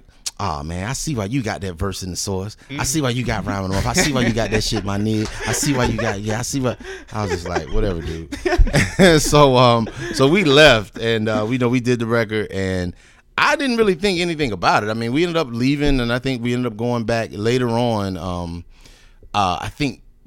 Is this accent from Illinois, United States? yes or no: no; Greensboro, North Carolina, United States; I was raised in Greensboro, North Carolina